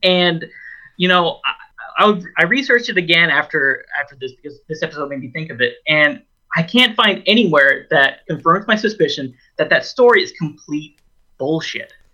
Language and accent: English; Oregon, United States; a small town that I grew up in in Oregon